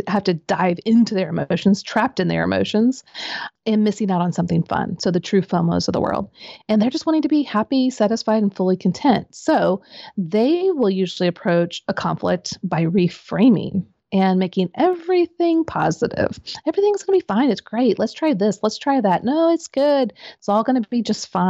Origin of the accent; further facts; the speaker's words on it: Midwest, United States; I grew up in the Midwest.